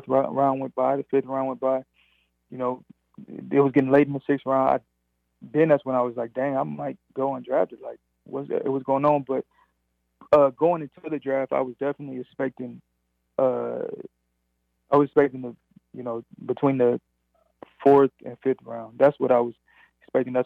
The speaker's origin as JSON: {"language": "English", "town": "Grand Rapids", "region": "Michigan", "country": "United States", "tie": "born or raised there", "moved": "yes", "said": "I'm from Michigan, and, you know, I wouldn't mind playing for my hometown team"}